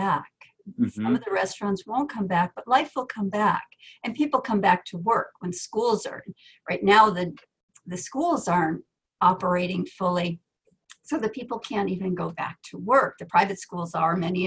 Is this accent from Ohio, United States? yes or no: no; Connecticut, United States; I live in Connecticut. I grew up in Connecticut.